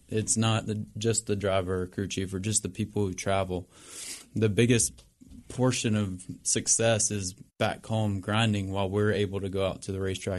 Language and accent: English; Charlotte, North Carolina, United States; born and raised in Charlotte, North Carolina, right at the heart of everything